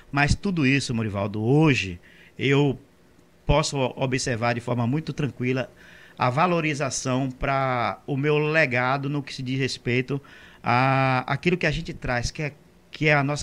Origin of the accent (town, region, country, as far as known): Monte Gordo, Bahia, Brazil; born or raised there